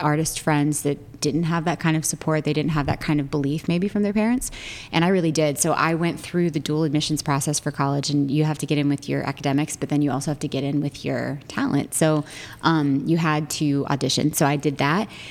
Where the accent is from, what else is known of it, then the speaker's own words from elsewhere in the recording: Cincinnati, Ohio, United States; I am from Cincinnati, Ohio. Big Italian family there.